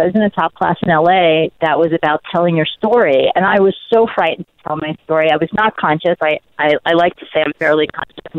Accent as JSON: {"language": "English", "town": "New York City", "region": "New York", "country": "United States", "tie": "born or raised there"}